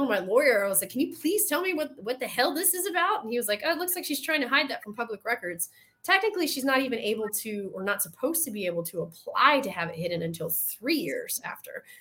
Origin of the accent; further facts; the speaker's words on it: the South, United States; accent: Southern; My Southern accent